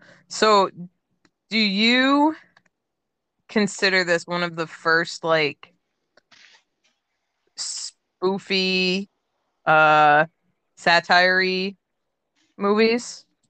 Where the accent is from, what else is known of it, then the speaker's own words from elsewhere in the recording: Maine, United States; I grew up in Maine